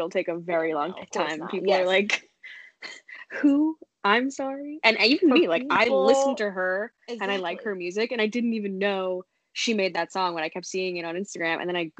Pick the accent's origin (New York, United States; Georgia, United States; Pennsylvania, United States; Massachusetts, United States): New York, United States; I'm like a New Yorker